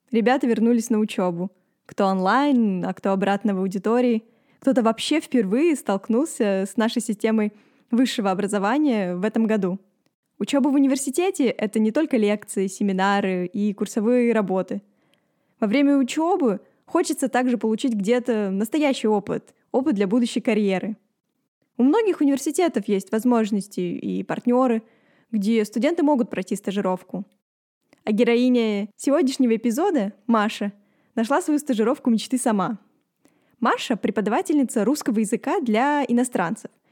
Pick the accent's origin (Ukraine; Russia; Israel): Russia; Kaliningrad, Kaliningrad Oblast; moved away as an adult; now in Moscow, Russia; Я из Калининграда, но учусь и живу в Москве.